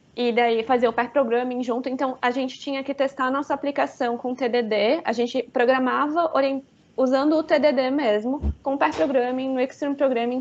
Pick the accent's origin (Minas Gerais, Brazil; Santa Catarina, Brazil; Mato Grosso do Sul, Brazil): Santa Catarina, Brazil; Florianópolis; eu sou de Florianópolis, trabalho daqui